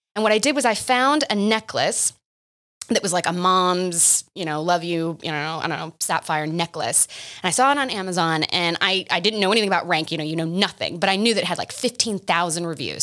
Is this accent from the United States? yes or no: yes; Oklahoma, United States; moved away as an adult; also born or lived in Boston; I stayed in my hometown